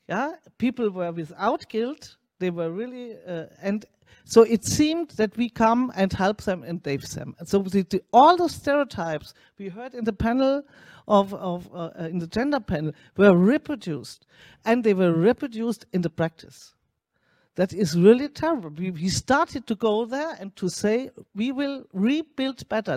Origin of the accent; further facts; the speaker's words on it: Germany; I'm coming from Germany